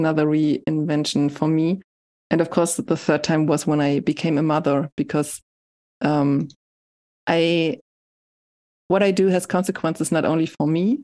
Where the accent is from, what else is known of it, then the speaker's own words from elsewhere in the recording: Hamburg, Germany; moved away as an adult; also born or lived in Leipzig; in Hamburg, I just continued doing what I did when I was a teenager